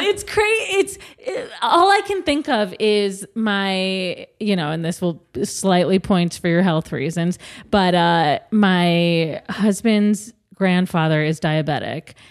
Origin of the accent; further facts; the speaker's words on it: Midwest, United States; I'm also from the Midwest